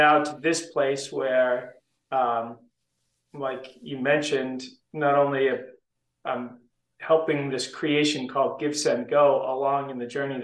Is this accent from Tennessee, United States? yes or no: no; Southern New Hampshire, United States; I grew up in Southern New Hampshire. So about a half an hour north of Boston